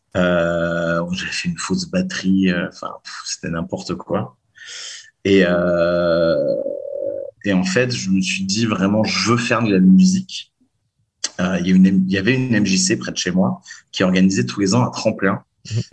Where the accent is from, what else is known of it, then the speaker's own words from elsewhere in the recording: Lyon, Auvergne-Rhône-Alpes, France; je viens de Lyon